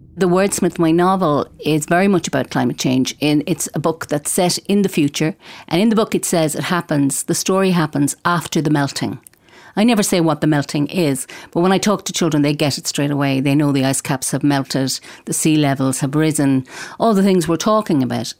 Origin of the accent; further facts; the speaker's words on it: Galway, Connacht, Ireland; I'm from Galway and I write books for children. I write both in Irish and in English